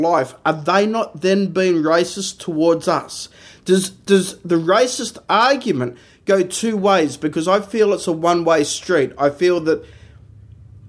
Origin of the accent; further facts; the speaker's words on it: Australia; So we're an English-based speaking country